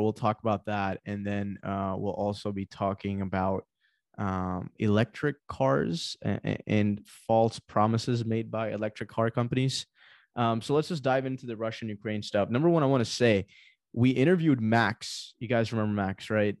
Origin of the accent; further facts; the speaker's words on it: Pakistan; moved away; Pakistan, my home country